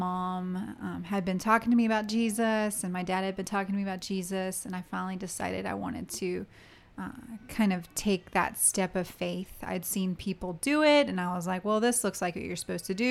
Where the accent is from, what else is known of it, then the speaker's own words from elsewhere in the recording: Richmond, Virginia, United States; I grew up in Richmond, Virginia